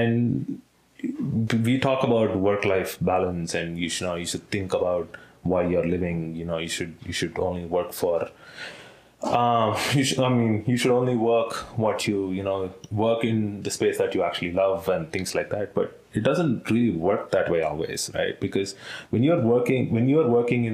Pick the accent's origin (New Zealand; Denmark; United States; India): India; I'm born in India.